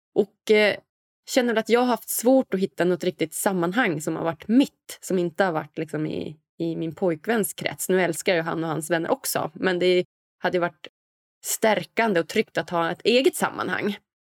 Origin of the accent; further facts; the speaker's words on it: Umeå, Västerbotten County, Sweden; moved away; also born or lived in Stockholm; där jag kommer från, lilla Umeå